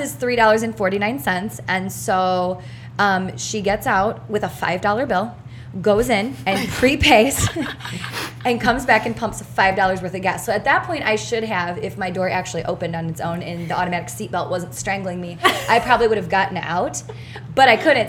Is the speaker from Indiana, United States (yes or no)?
yes; Indiana, United States; I'm from Indiana